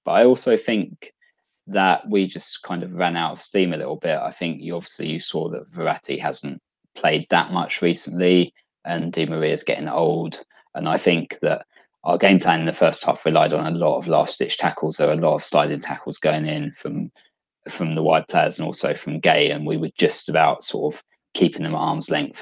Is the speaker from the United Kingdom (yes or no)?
yes; England, United Kingdom; as a English football fan